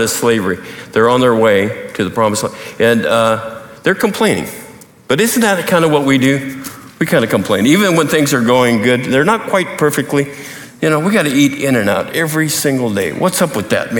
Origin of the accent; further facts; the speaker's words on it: Montana, United States; growing up in Montana